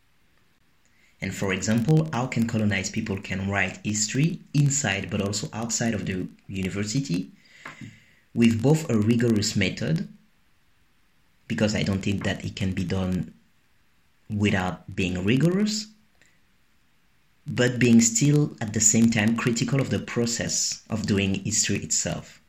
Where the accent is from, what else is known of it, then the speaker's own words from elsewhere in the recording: Guadeloupe; English is a second language; moved away; I grew up as a Protestant in Guadeloupe.